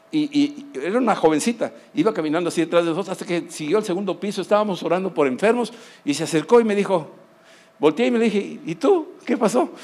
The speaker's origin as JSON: {"language": "Spanish", "country": "Mexico", "said": "yo vengo de México"}